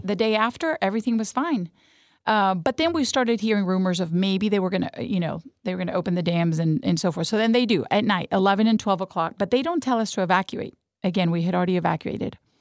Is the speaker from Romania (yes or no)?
no; Madrid, Community of Madrid, Spain; first language Spanish; English is a second language; moved away; also born or lived in Cuenca, Spain / Houston, Texas; cradle Catholic, born in Spain, in Madrid, España. So, Spanish was my first language